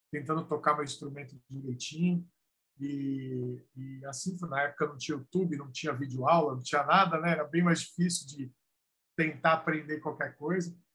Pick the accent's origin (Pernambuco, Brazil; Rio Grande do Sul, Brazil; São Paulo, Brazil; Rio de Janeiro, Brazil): São Paulo, Brazil; São Bernardo do Campo; nasci em São Bernardo, mas vivi no ABC, estudei, trabalhei, tudo por ali. o ABC faz parte da minha vida é, firmemente.